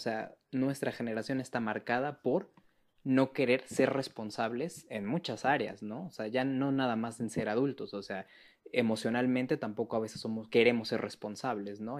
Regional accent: Mexico City, Mexico; yo soy este, orgullosísimamente de la Ciudad de México de tercera generación

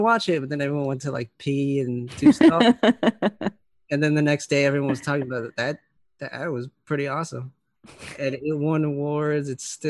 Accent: Brooklyn, New York, United States; born there; I was born in Brooklyn, New York.

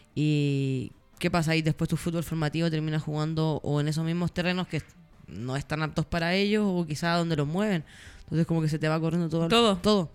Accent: Chile; Como buena chilena.

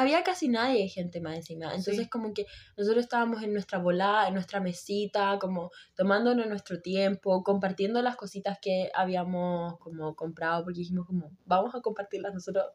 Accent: Puerto Montt, Los Lagos, Chile; moved away; como la ciudad en la que no sé si vivo, ah, pero de donde soy oriunda

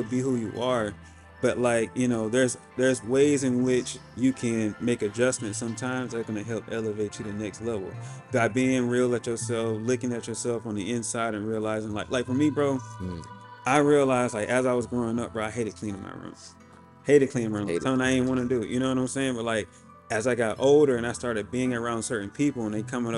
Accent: South Georgia, United States; moved away as an adult; also born or lived in Buffalo, New York; now in California, United States; I'm from South Georgia

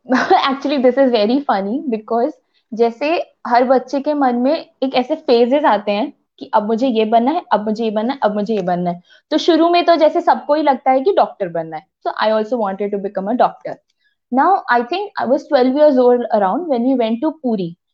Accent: Bhilai, Chhattisgarh, India; also born or lived in Rourkela, Odisha; the entire the entirety of my life I have spent in Chhattisgarh तो I am a true भिलायन at heart

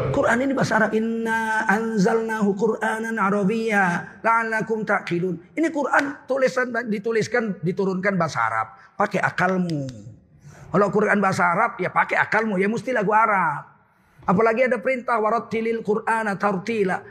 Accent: Medan, North Sumatra, Indonesia; moved away; saya orang Melayu

